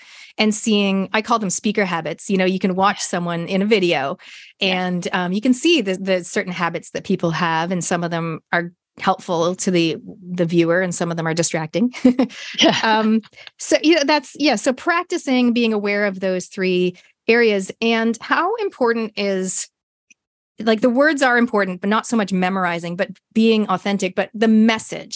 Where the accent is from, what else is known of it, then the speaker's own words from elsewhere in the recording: Canada; I'm Canadian